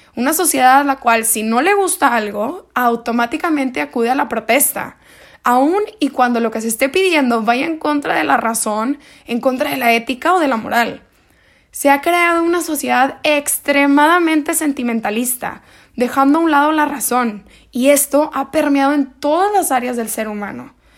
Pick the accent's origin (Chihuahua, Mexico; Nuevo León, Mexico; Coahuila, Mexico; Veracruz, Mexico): Nuevo León, Mexico; Monterrey; soy de Monterrey, Nuevo León